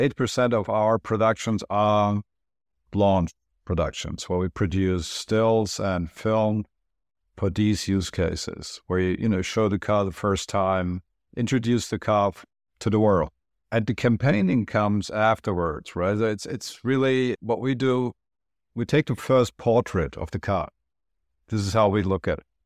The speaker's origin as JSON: {"language": "English", "country": "Germany", "tie": "born or raised there", "also_born_or_lived": "Turkey / New York", "moved": "yes", "said": "I'm originally from Turkey, but I grew up in Germany"}